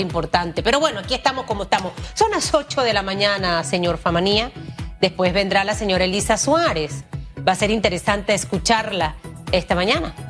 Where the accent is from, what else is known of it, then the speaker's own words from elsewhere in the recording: Panama; yo como panameña, como periodista, como eh, pequeña empresaria